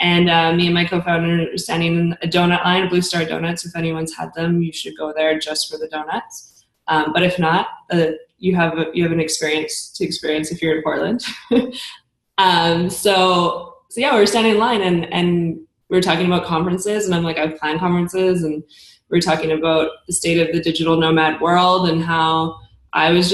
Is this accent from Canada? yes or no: yes; Kelowna, British Columbia, Canada; moved away as an adult; also born or lived in Germany; I grew up in Kelowna